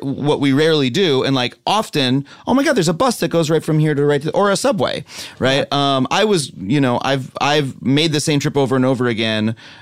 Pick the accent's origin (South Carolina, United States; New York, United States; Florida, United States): New York, United States; I'm a New Yorker. I only learned to drive recently.